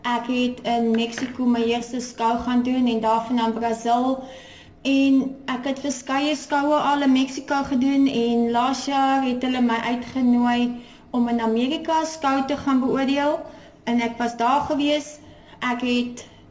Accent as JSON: {"language": "Afrikaans", "town": "Porterville", "region": "Western Cape", "country": "South Africa", "tie": "born or raised there", "moved": "as an adult", "lives_now": "Free State, South Africa", "said": "ek is gebore in Portewal in die Swartland en ek het um, op 'n plaas groot geword."}